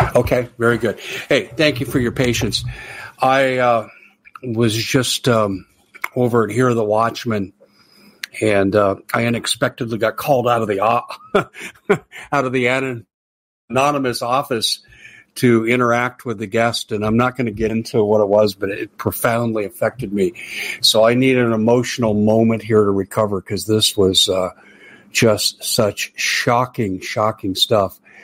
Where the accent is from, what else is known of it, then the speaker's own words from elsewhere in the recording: United States; being an American